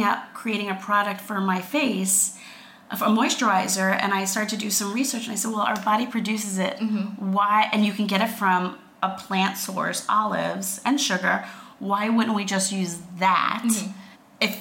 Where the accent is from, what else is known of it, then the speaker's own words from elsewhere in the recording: Long Island, New York, United States; accent: Long Island; I'm from Long Island